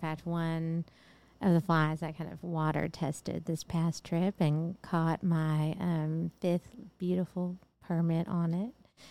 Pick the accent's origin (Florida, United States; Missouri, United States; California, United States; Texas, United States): Texas, United States; accent: Texas; My Texas accent